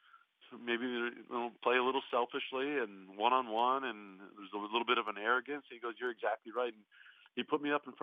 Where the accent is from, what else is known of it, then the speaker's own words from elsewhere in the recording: Toronto, Ontario, Canada; moved away as an adult; also born or lived in Portland / Phoenix / Charlotte; it's where I was from